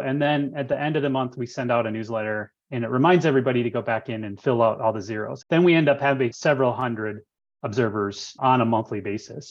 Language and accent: English; Michigan, United States; moved away as an adult; now in Tucson, United States; I am actually from Michigan originally, and I moved here in 2001 with my wife to go to school at U